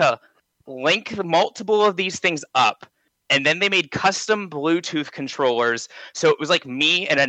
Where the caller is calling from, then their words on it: Johnstown, Pennsylvania, United States; from Johnstown, Pennsylvania.